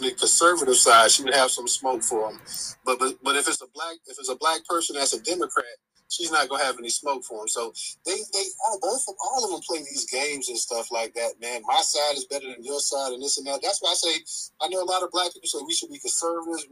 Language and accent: English; Florida, United States; I've been born and bred in Florida. I'm 4 or 5 generations deep in this, being a Floridian